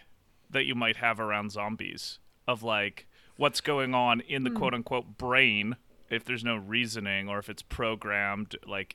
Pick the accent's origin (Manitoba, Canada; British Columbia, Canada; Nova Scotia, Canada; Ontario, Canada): British Columbia, Canada; Nelson; Oh, sorry. I meant from where I grew up in Nelson.